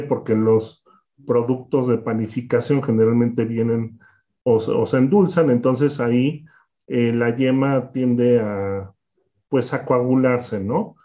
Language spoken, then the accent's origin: Spanish; Mexico; una historia como muchos de los pasteleros de, México